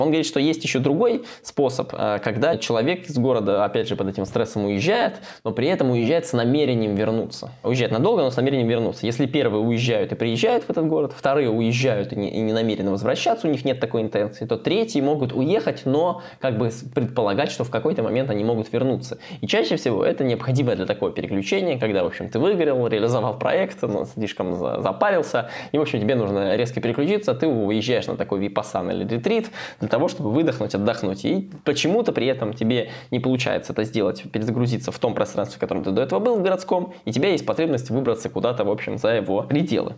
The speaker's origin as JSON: {"language": "Russian", "town": "Kostroma", "region": "Kostroma Oblast", "country": "Russia", "tie": "born or raised there", "said": "в Костроме, стране, вот в моем родном городе"}